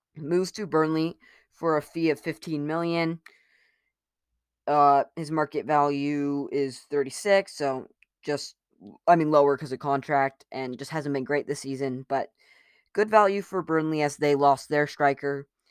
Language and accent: English; United States; I'm American